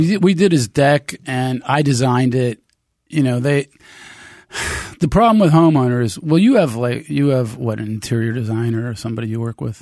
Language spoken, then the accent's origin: English; United States; I'm American